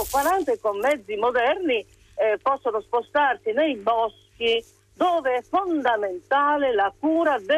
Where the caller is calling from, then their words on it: Rome, Lazio, Italy; sì. siamo da Roma.